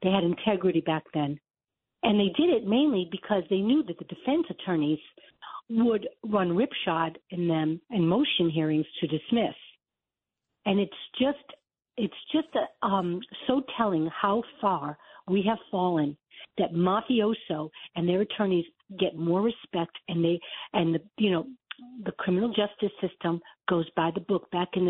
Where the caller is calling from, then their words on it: Florida, United States; I'm in Broward County. I'm not far from Mar-a-Lago.